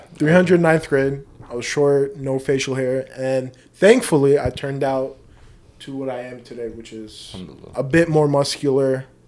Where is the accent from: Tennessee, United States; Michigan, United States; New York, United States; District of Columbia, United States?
New York, United States; No, I was born in New York.